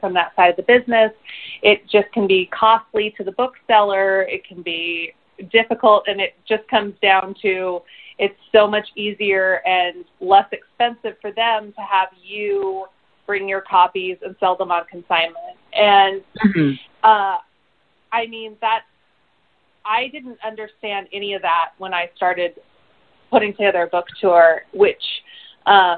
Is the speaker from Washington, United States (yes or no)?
yes; Seattle, Washington, United States; I grew up in the Seattle area